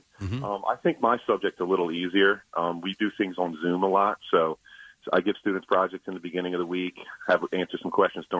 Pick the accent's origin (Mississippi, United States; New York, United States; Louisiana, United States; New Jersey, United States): New Jersey, United States; Audubon; also born or lived in Haddonfield, New Jersey; I'm from Audubon, New Jersey. Paul VI is in Haddonfield. I live right down the street from Paul VI.